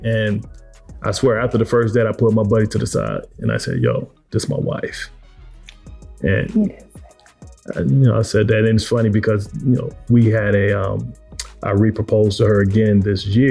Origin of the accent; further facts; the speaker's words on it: Detroit, Michigan, United States; we're both from Detroit